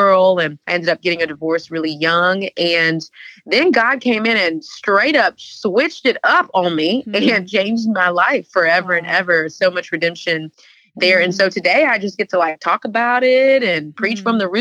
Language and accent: English; Houston, Texas, United States; moved away as an adult; now in Atlanta, United States; I'm from Houston, Texas